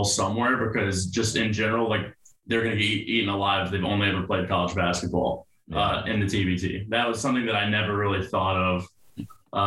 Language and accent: English; Florida, United States; I'm from Florida